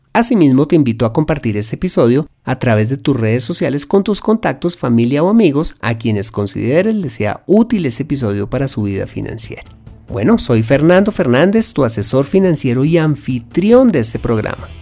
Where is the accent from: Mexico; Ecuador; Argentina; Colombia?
Colombia